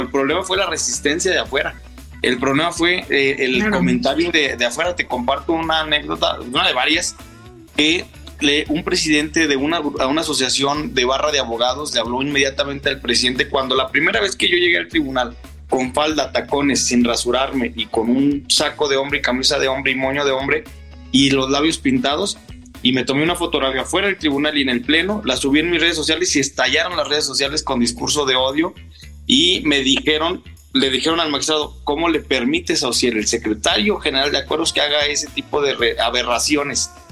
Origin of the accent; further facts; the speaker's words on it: Saltillo, Coahuila, Mexico; moved away as an adult; now in Aguascalientes, Mexico; yo soy originaria de Saltillo, Coahuila, tengo 12 años viviendo en Aguascalientes